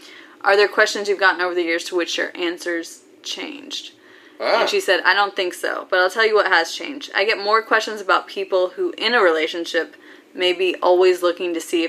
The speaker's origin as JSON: {"language": "English", "region": "Oklahoma", "country": "United States", "tie": "born or raised there", "said": "when she was in Oklahoma, of course, a shout out to my home state"}